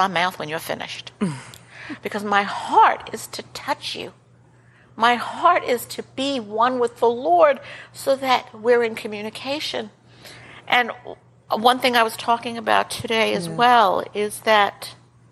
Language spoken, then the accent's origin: English; New York, United States; I'm from New York